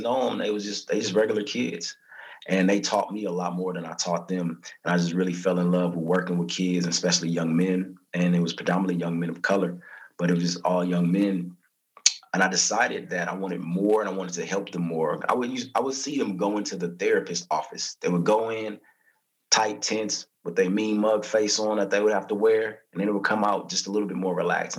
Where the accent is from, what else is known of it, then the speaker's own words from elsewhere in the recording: Southern California, United States; also born or lived in Lynwood, California / Corona, California / New Orleans, Louisiana; I'm from California, born and raised in SoCal. I was living in LA, the Linwood area, then moved out to Corona